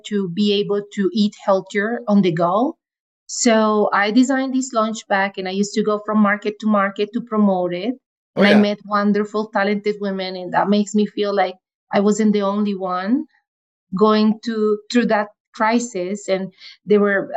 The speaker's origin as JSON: {"language": "English", "country": "Venezuela", "moved": "as an adult", "lives_now": "Calgary, Canada", "said": "I am from Venezuela"}